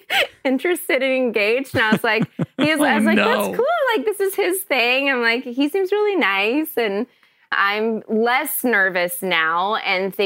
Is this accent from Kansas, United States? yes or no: no; Kentucky, United States; moved away; also born or lived in Chicago / Los Angeles; I grew up in Kentucky